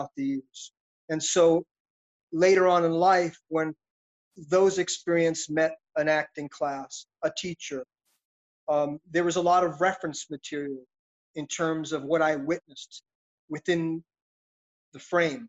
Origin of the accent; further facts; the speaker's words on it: New York City, New York, United States; I grew up in Brooklyn, New York City.